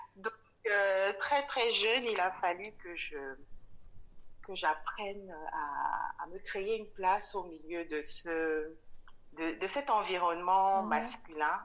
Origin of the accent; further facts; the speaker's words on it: Cameroon; moved away as an adult; also born or lived in Dakar, Senegal; je suis née euh, et j'ai grandi au Cameroun. J'ai quitté le Cameroun après mon bac à, 19 ans